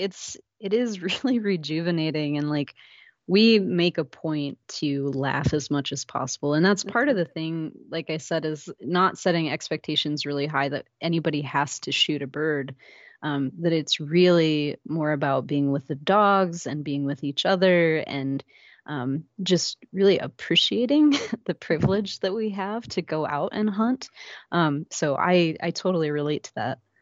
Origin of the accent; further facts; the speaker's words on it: Iowa, United States; also born or lived in Minnesota / Alaska / Louisiana; now in Maple Grove, United States; I actually grew up in Iowa, about three hours south of here.